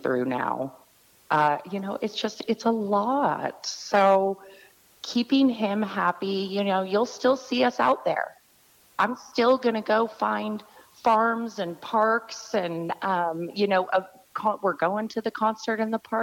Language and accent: English; San Francisco Bay Area, California, United States; moved away as an adult; now in Phoenix, United States; I was born and raised Bay Area